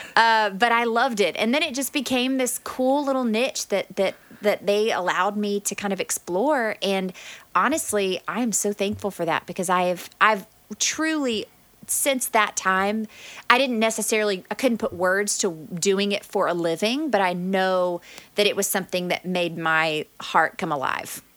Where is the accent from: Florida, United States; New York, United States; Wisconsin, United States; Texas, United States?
Texas, United States; moved away as an adult; also born or lived in Louisiana / Dallas, Texas; now in Edmond, United States; I grew up in Texas, but then we moved to Louisiana for a little while and we lived in a small town.